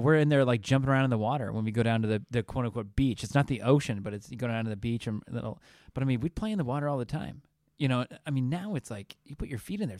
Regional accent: California, United States; I'm from Southern California. Can't be bothered by it.

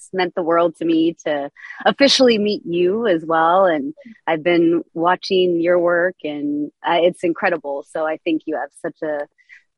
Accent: Des Moines, Iowa, United States; I was raised in Des Moines, Iowa, single mom

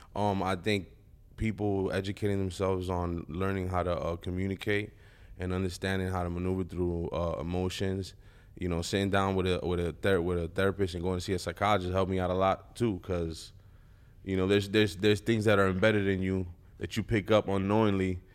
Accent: East Coast, United States; I'm from the East Coast.

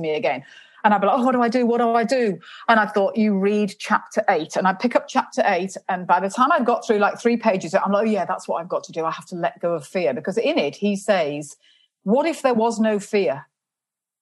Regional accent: England, United Kingdom; And I said, England

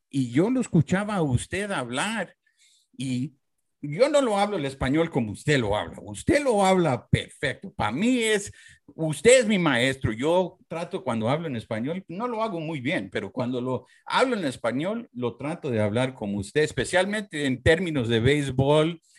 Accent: Mexico; porque siendo mexicano

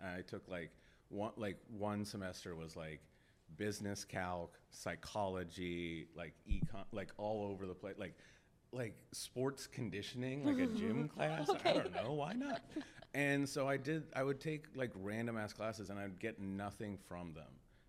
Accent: Pittsburgh, Pennsylvania, United States; moved away as an adult; now in Los Angeles, United States; So I've lived in LA for close to 8 years now. I'm from Pittsburgh

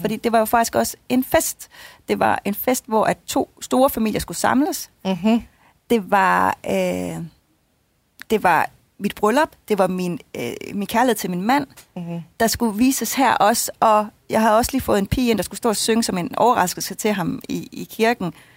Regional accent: Jutland, Denmark; moved away; hjemme i Jylland bagefter øh, ved mine forældre

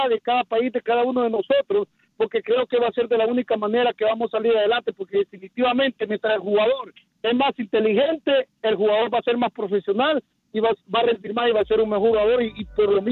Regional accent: Honduras; te voy a hablar por Honduras, que es donde yo nací.

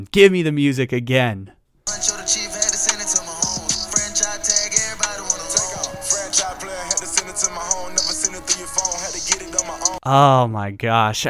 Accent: San Diego, California, United States; moved away; We're actually back in San Diego for this right now, so, you know, my hometown

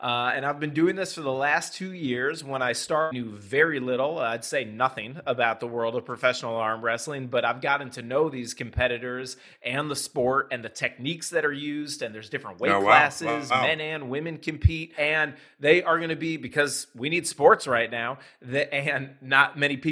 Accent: Ohio, United States; I'm from Ohio and I love it

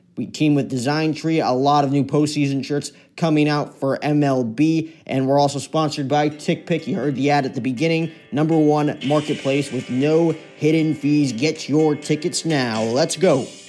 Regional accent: New Jersey, United States; my entire childhood growing up in New Jersey

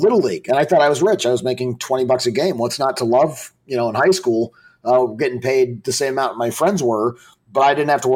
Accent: Colorado Springs, Colorado, United States; I grew up in Colorado Springs

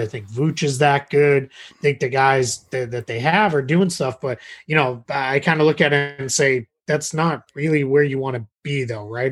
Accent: Massachusetts, United States; moved away as an adult; now in Orlando, United States; I grew up in Massachusetts.

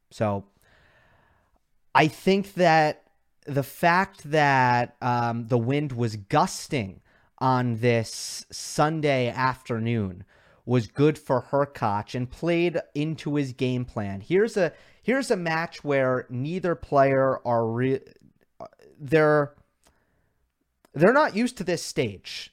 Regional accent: New York, United States; I am from New York

